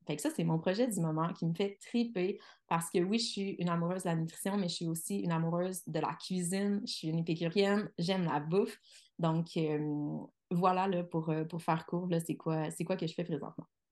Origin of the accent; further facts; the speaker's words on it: Quebec City, Quebec, Canada; je suis de Québec.